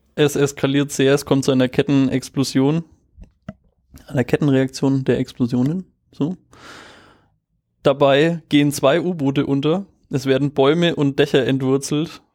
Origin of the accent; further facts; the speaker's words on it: Germany; als Deutscher